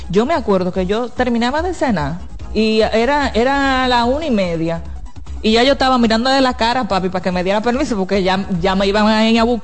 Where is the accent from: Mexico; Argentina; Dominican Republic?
Dominican Republic; Independencia; Eric, pero yo vengo de Independencia.